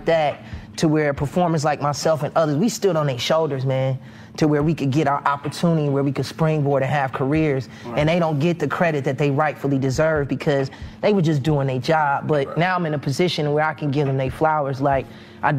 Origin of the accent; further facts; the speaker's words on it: Chicago, Illinois, United States; I'm born and raised in Chicago